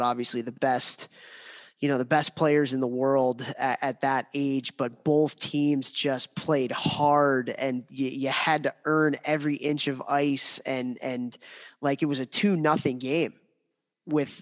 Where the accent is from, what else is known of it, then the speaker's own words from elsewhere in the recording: United States; as an American that loves hockey, as an American that loves World Juniors